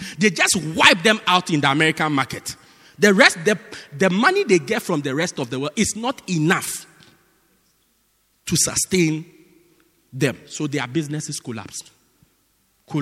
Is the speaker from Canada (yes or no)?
no; Johannesburg, Gauteng, South Africa; I'm from Joburg